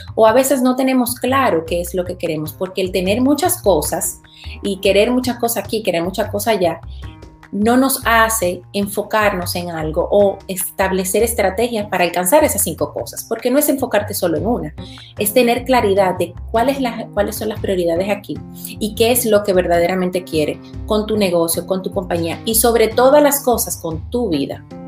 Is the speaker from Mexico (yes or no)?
no; Dominican Republic; now in Florida, United States; Yo vivo en los Estados Unidos, en Florida, pero soy originaria de República Dominicana.